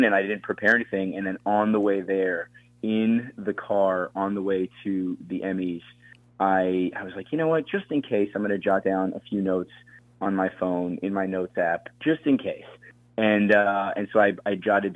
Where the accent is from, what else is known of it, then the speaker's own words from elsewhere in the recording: Thornton, Colorado, United States; I grew up in Colorado, in Thornton, Colorado, in this sort of north suburb of Denver